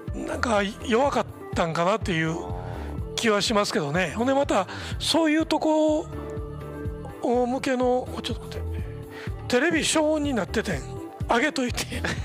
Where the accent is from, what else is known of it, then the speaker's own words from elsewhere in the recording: Osaka, Japan; accent: Osaka dialect; 大阪弁で喋ってる